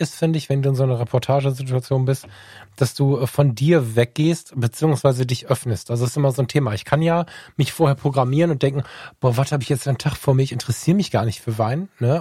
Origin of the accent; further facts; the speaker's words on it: Düsseldorf, North Rhine-Westphalia, Germany; bei uns in Düsseldorf